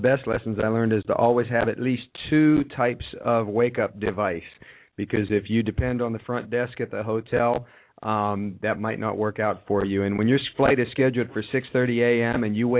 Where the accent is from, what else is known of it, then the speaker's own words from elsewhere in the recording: Ohio, United States; moved away; being a Buckeye, I'm always happy to get back to my home state.